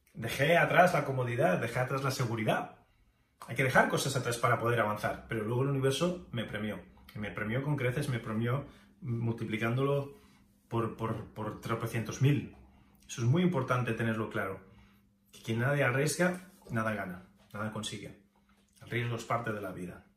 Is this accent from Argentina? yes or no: no; Spain; moved away as an adult; also born or lived in Japan / United States; me fui de España a Japón y a Estados Unidos, dejando atrás familia, contactos